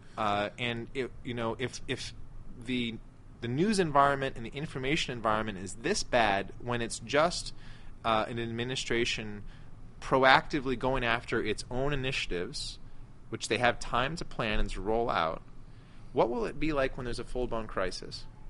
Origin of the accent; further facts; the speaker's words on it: United States; as an American